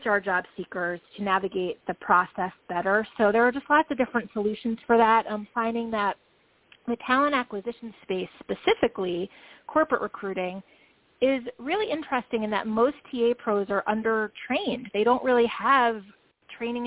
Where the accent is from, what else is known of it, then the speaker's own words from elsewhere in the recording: New York, United States; I am a New Yorker